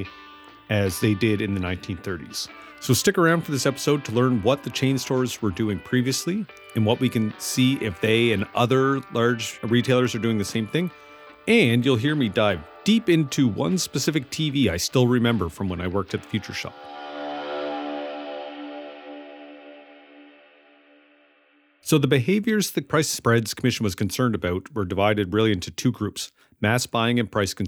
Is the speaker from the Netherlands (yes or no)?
no; Amherst, Nova Scotia, Canada; moved away; When I moved back to Amherst, Nova Scotia after 15 years away, something had changed.